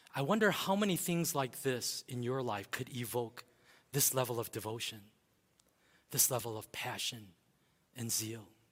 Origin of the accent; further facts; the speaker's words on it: United States; growing up in America